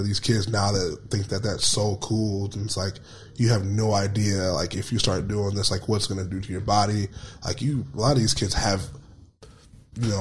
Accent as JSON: {"language": "English", "town": "South Bend", "region": "Indiana", "country": "United States", "tie": "born or raised there", "said": "South Bend, Indiana. So we're like an hour and a half from Chicago"}